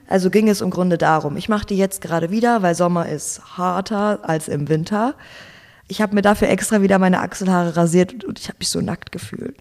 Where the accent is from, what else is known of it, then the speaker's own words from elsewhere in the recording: Gelsenkirchen, North Rhine-Westphalia, Germany; moved away as an adult; now in Berlin, Germany; geboren und aufgewachsen in Gelsenkirchen, Nordrhein-Westfalen